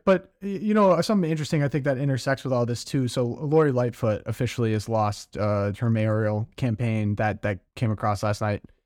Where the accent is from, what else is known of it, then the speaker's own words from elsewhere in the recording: Midwest, United States; I'm from the Midwest